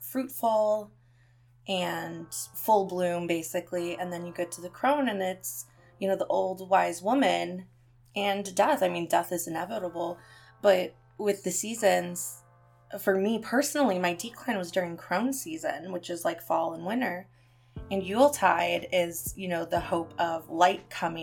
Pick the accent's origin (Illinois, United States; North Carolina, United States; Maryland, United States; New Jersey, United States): Illinois, United States; Chicago; I'm from Illinois and Chicago